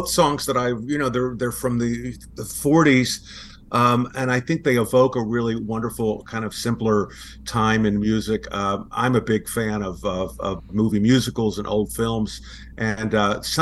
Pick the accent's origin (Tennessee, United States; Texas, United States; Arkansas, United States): Texas, United States; Sugar Land; moved away; my hometown of Sugar Land, Texas